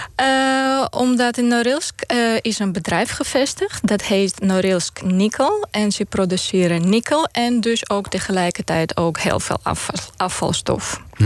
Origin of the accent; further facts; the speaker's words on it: Moldova; Dutch is a second language; moved away as an adult; now in Netherlands; ik ben opgegroeid in de Sovjet-Unie. Toen was Moldavië onderdeel van de Sovjet-Unie